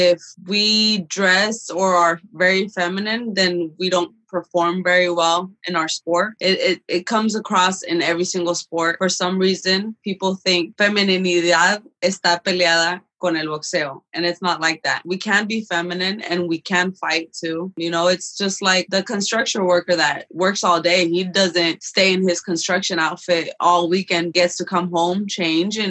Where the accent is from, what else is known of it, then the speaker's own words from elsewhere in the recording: Phoenix, Arizona, United States; we came here undocumented when I was a kid. I grew up here in South Phoenix